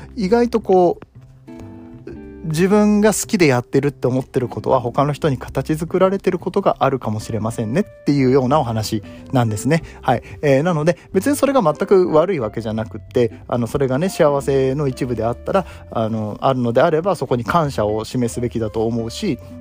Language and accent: Japanese; Nagoya, Aichi, Japan; まあ僕名古屋出身なんですけど